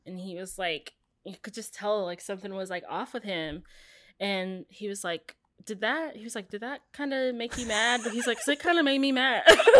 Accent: West Virginia, United States; Like, we were talking about me growing up in the South in, like, yes, this little town in West Virginia.

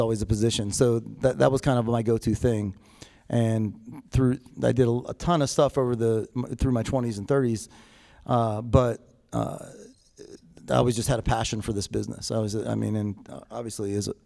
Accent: Pittsburgh, Pennsylvania, United States; moved away; also born or lived in Massachusetts; I was born in Massachusetts, and you know, my father, you know, lost my father at a very young age, and you know, my mother was a single mom. She had a couple kids, didn't know how to take care, didn't really know how to take care of us. She made some choices that she felt was best for us at the time, and remarried, and we moved across, you know, the East Coast to Pittsburgh

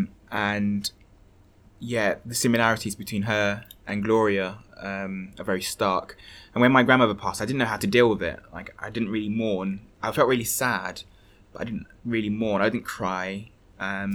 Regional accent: London, United Kingdom; growing up in a Hackney estate

